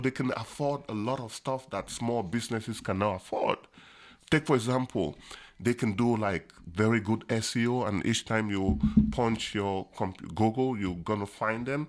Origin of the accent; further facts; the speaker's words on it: Buea, Southwest Region, Cameroon; moved away as an adult; also born or lived in Asia / United States; now in Kingston, Jamaica; I was born in Boya, and I did all my education in Boya, Cameroon, in the beautiful city